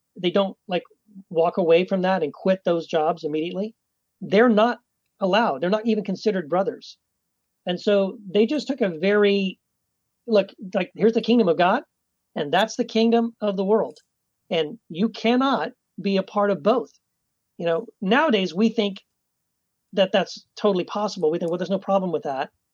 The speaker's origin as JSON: {"language": "English", "region": "Texas", "country": "United States", "tie": "born or raised there", "said": "I was born and raised in Texas"}